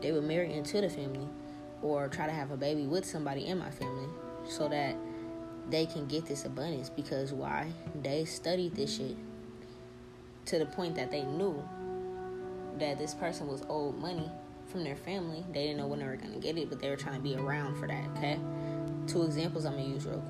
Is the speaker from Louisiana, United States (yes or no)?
yes; New Orleans, Louisiana, United States; we're from New Orleans